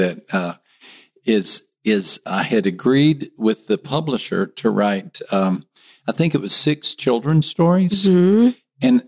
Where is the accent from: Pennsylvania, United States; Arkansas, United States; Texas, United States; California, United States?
Texas, United States; West; moved away as an adult; also born or lived in Miami, Florida / Rio de Janeiro, Brazil; I'm a Texan. I grew up in a small West Texas town